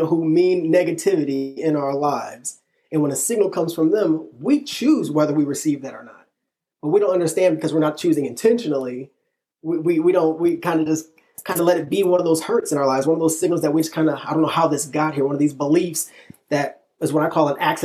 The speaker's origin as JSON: {"language": "English", "region": "Illinois", "country": "United States", "moved": "yes", "lives_now": "Texas, United States", "said": "I'm from Illinois originally. Me and my wife met in middle school, started dating in high school"}